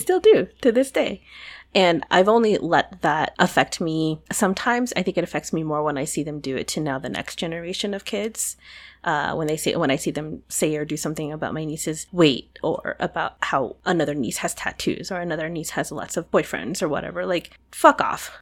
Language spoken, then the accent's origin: English; United States; I'm an American, but I was raised by foreigners